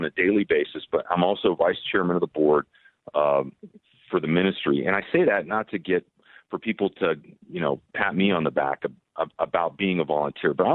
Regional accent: Glendora, California, United States; the town that I grew up in Glendora

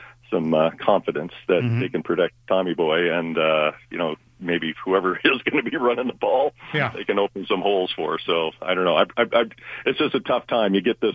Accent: Seattle, Washington, United States; I'm a Seattle guy, but I'm down here for the game

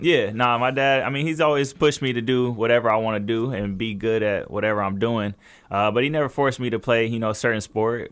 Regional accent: Fontana, California, United States; also born or lived in Pasadena, California; we lived in Fontana ever since I was three

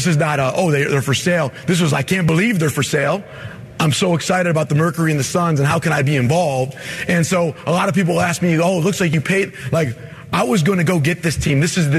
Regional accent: Michigan, United States; I mean, I'm from Michigan.

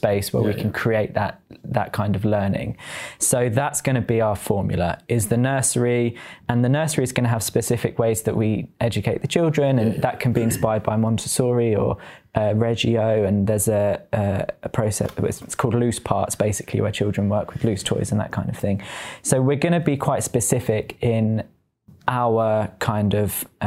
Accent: Peterborough, East of England, United Kingdom; moved away as an adult; also born or lived in London; Peterborough is my legacy and it's my hometown

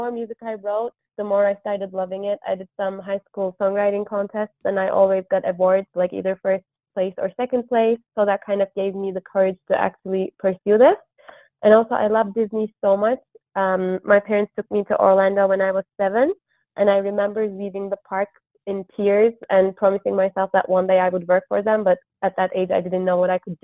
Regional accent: Istanbul, Turkey; moved away as an adult; So I'm originally from Istanbul, Turkey, and I lived there until I went to college

